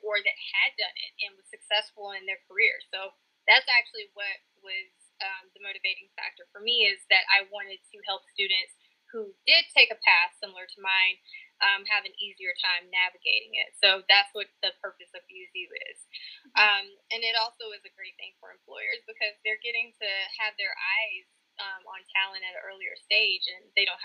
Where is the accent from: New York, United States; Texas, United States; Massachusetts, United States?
Texas, United States; Texarkana; also born or lived in Lewisville, Arkansas / Fayetteville, Arkansas / Knoxville, Tennessee; I am originally from Louisville, Arkansas. Grew up most of my life in Texarkana, Texas